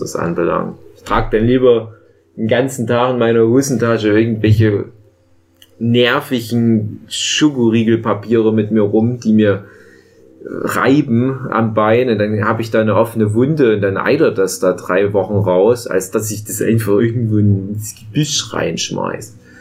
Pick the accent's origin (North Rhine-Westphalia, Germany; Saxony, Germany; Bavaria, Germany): Saxony, Germany; Erzgebirge; bei uns im Erzgebirge